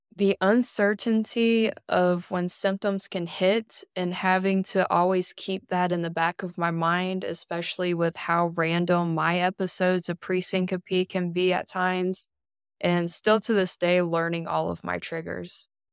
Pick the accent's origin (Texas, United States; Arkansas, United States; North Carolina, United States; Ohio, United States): North Carolina, United States; Elizabeth City; now in Greenville, United States; I am originally from Elizabeth City, North Carolina